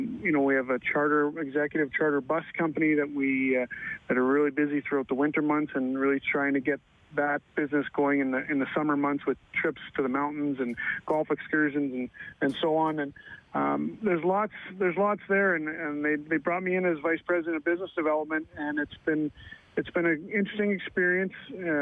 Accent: Ottawa, Ontario, Canada; moved away as an adult; also born or lived in Calgary / Edmonton; I grew up in Ottawa

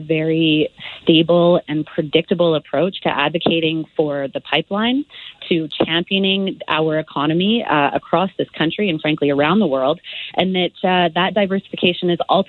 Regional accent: Calgary, Alberta, Canada; I'm a born and raised Calgarian. I am from the Southwest. I know this community and this riding intimately well.

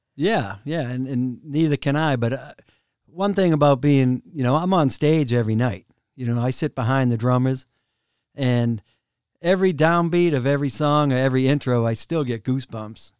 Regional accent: Rockland, Massachusetts, United States; I grew up in a town called Rockland

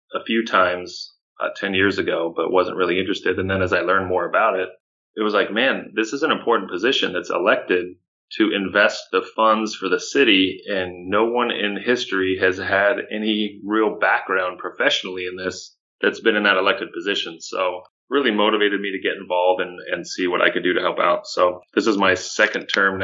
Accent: Orange County, Southern California, United States; I grew up in Southern California, Orange County here

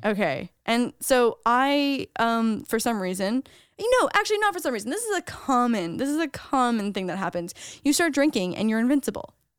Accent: Canada; as a Canadian

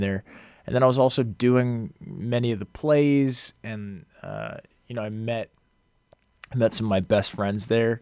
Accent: outside of Boston, Massachusetts, United States; moved away as an adult; also born or lived in Los Angeles; I grew up outside of Boston

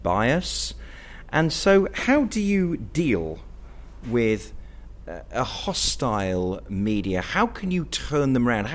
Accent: United Kingdom; British Jews in this country

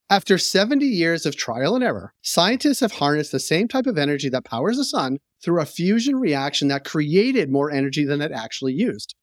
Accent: Natick, Massachusetts, United States; If you grew up in the western suburbs of Boston, you will know that a bridge over Route nine in Natick, Massachusetts

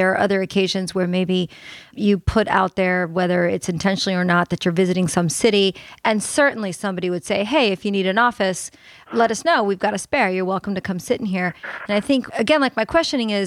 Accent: the South, United States; us Southerners down here

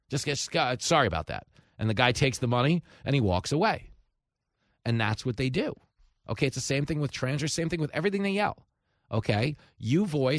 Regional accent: New York, United States; I grew up in New York, so I'm familiar with it here

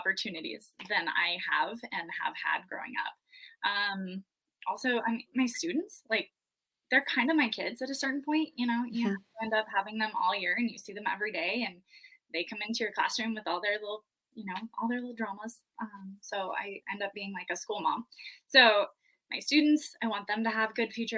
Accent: Montana, United States; moved away as an adult; also born or lived in Wyoming; born and raised in Montana, moved to Wyoming after college with my husband. I'm a teacher back in Montana now.

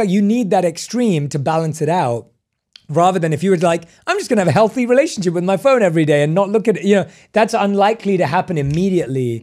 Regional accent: London, United Kingdom; moved away; I was born and raised in London.

